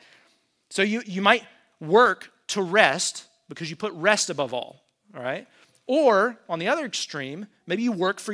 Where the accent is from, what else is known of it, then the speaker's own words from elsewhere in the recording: United States; as an American